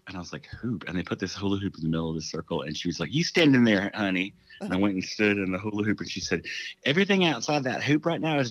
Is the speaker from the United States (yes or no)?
yes; the South, United States; growing up as a Southerner